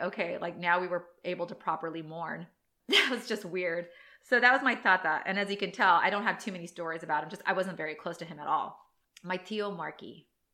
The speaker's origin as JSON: {"language": "English", "town": "San Diego", "region": "California", "country": "United States", "tie": "born or raised there", "said": "I live born and raised in San Diego."}